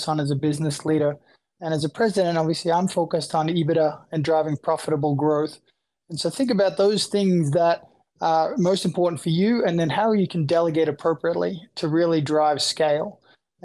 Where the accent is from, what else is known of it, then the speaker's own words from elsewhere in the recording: Australia; moved away as an adult; now in United States; I'm originally from Australia. I came to the US